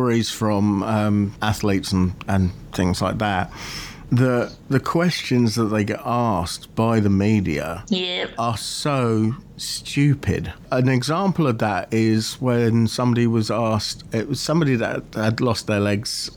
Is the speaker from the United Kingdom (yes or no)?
yes; Aylesbury, South East England, United Kingdom; I grew up in Aylesbury in Buckinghamshire, which is the home of Stoke Mandeville